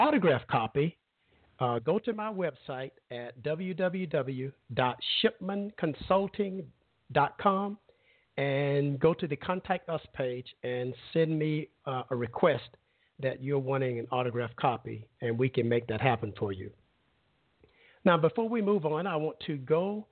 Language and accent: English; Brundidge, Alabama, United States; moved away; my growing up as a child home state of Alabama